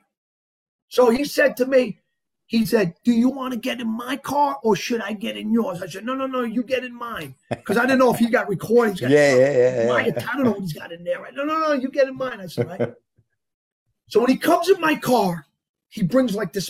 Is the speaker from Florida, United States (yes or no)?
no; Yonkers, New York, United States; also born or lived in Bogota, Colombia; I'm from Yonkers.